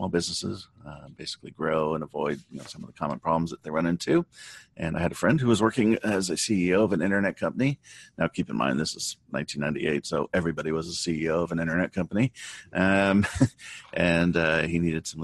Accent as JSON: {"language": "English", "region": "Southern California", "country": "United States", "tie": "born or raised there", "said": "I grew up in Southern California."}